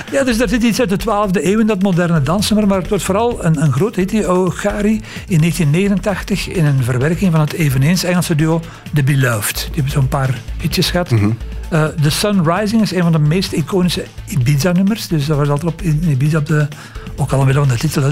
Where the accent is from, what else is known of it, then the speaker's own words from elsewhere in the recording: Leuven, Flanders, Belgium; Leuven trouwens de stad waar ik vandaan kom.